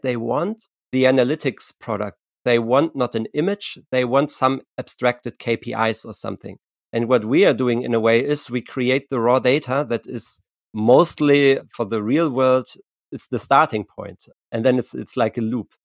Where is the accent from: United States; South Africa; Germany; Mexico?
Germany; I'm from I'm from Germany.